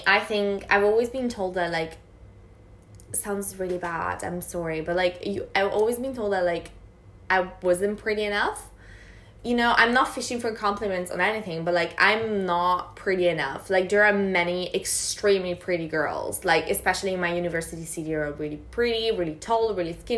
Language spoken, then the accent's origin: English; Italy; moved away as an adult; I'm from Italy